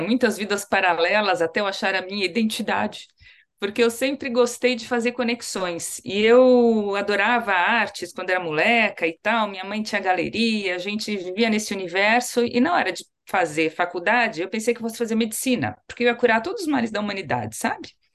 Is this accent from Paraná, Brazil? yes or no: no; São Paulo, Brazil; eu falo muito orgulhosa como paulista também, além de como brasileira